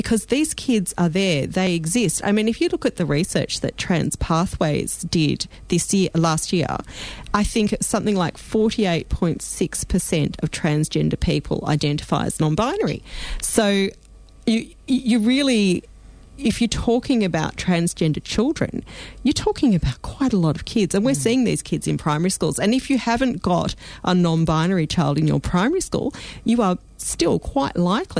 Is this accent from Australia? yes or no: yes; Australia; as an Australian